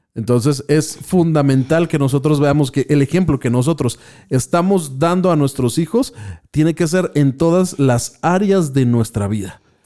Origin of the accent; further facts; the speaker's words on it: Mexico; somos mexicanos y por lo tanto lo que estamos viviendo pues es simplemente el hecho de ser mexicanos